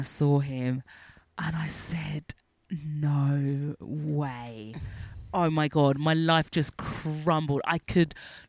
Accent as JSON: {"language": "English", "region": "London", "country": "United Kingdom", "moved": "as an adult", "said": "We're from North London."}